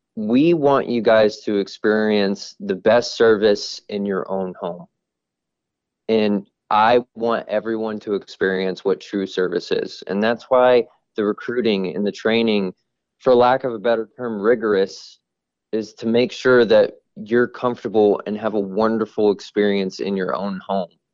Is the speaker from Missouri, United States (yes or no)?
yes; Kansas City, Missouri, United States; moved away as an adult; now in Phoenix, United States; I'm originally from Kansas City, even though I live out in Phoenix now